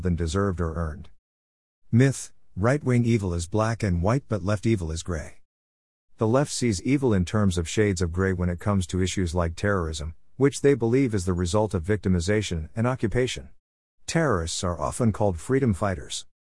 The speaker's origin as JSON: {"language": "English", "country": "United States", "said": "We value being American"}